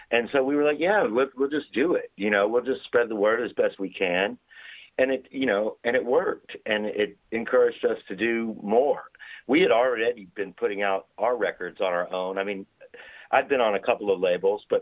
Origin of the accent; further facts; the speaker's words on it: Waco, Texas, United States; in my hometown. Um, I'm from outside of Waco, Texas, you know, out in the country